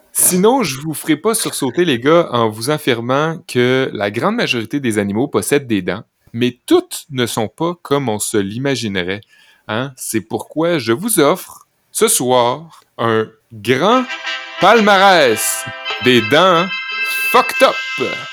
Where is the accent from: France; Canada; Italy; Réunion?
Canada; Saint-Fé, Quebec; Quand j'étais jeune à Saint-Fé